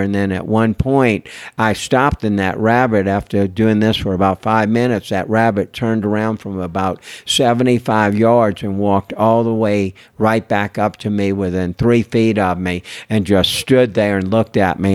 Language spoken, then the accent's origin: English; New Orleans, Louisiana, United States; I'm from New Orleans, Louisiana. Everybody's creative